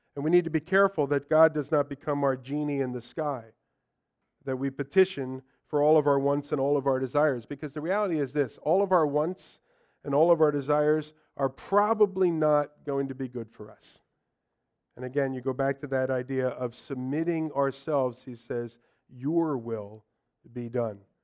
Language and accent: English; United States; for us as Americans